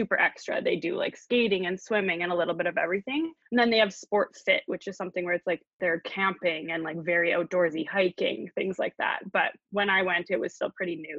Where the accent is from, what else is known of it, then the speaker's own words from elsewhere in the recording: Edmonton, Alberta, Canada; I am from Edmonton, Alberta in Canada.